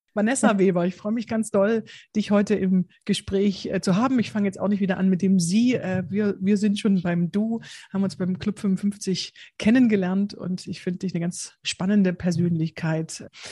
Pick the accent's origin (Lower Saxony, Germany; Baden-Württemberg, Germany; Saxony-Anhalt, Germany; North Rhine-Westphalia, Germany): Saxony-Anhalt, Germany; Bitterfeld-Wolfen; moved away; ich komme ich komme ursprünglich aus Sachsen-Anhalt, äh, Bitterfeld-Wolfen